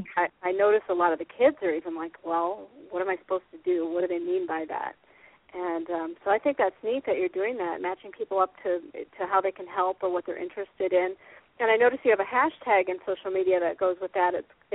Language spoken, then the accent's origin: English; Iowa, United States; I'm from Iowa. I was raised in Iowa. I'm a PV girl. Go Pleasant Valley